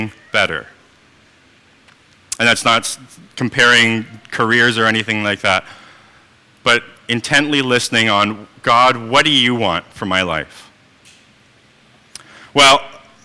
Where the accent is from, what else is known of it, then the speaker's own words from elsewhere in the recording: Manitoba, Canada; moved away; I am originally from Manitoba